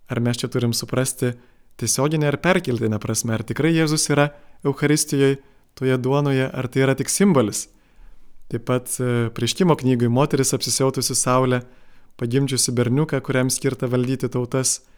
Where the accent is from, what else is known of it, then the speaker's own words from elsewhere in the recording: Lithuania; mes dar ilgai jaučiame kaip lietuviai tą nuoskaudą